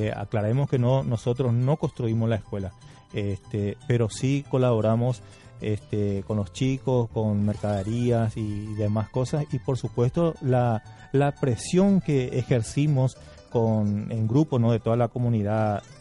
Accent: San Estanislao, San Pedro Department, Paraguay; now in Argentina; yo soy santaniano, eh, de, corazón obviamente

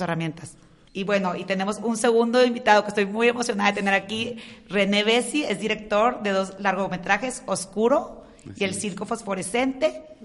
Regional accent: Monterrey, Nuevo León, Mexico; los tres somos de Monterrey

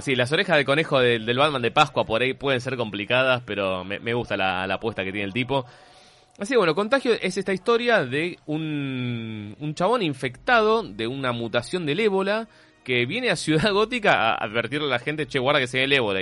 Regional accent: Argentina; menos mal que soy argentino

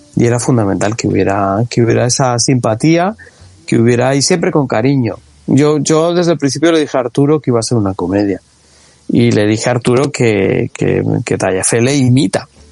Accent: Community of Madrid, Spain; Aunque yo soy madrileño, pero yo vivía en un pueblo

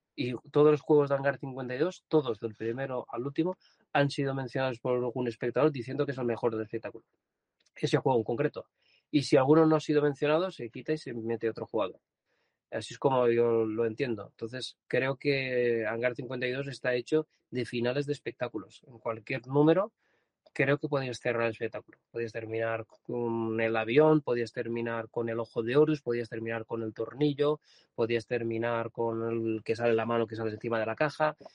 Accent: Vilavella, Valencian Community, Spain; Yo nací en Villavieja, es un pueblo pequeño

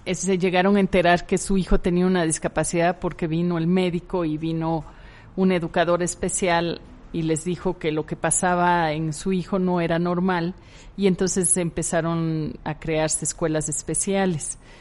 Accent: Ecuador; yo soy ecuatoriana, yo nací en una ciudad muy pequeña en Ecuador

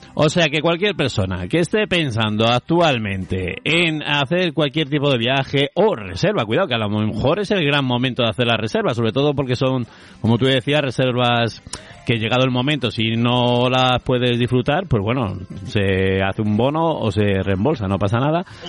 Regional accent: Spain; somos españoles

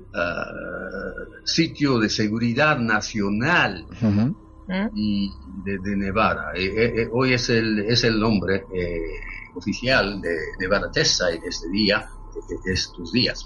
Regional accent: Yokohama, Kanagawa, Japan; Spanish is a second language; moved away as an adult; now in United States; nací y crecí en Japón, en la ciudad de Yokohama, en Japón

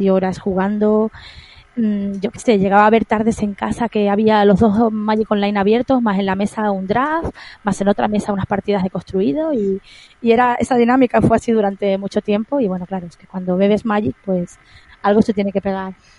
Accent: Santa Cruz de Tenerife, Canary Islands, Spain; moved away as an adult; now in Madrid, Spain; yo soy de, Tenerife, de Santa Cruz de Tenerife, y luego me trasladé a Madrid en enero del 2002

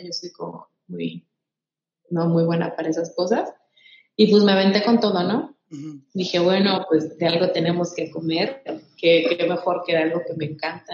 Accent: Michoacán, Mexico; now in Jalisco, Mexico; yo soy de Michoacán

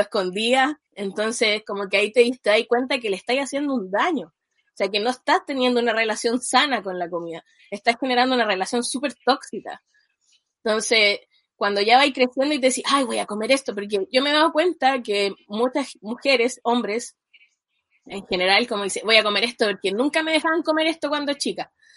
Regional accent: Chile; yo soy de Chile

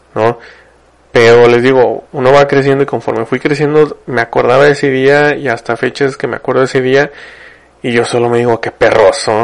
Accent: Mexico

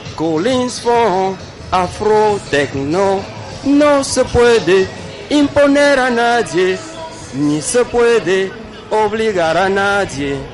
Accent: Cameroon; moved away as an adult; now in Bilbao, Spain; Camerún, soy africano y llevo más de 10 años aquí en Bilbao

